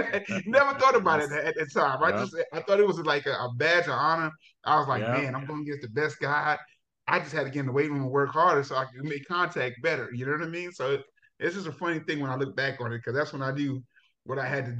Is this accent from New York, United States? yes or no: yes; New York City, New York, United States; moved away as an adult; also born or lived in Jamaica; now in Texas, United States; I'm originally from Jamaica, right? So I came to the United States when I was 7 years old. And I grew up in Brooklyn from that time on.